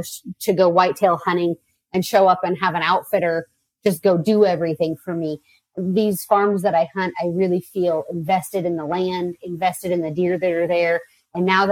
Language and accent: English; Oregon, United States; I'm from Oregon, so we don't hunt whitetail here